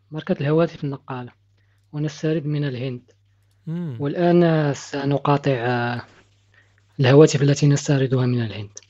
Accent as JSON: {"language": "Arabic", "country": "Morocco", "lives_now": "Spain", "said": "يا أخي أنا مغربي مقيم في إسبانيا"}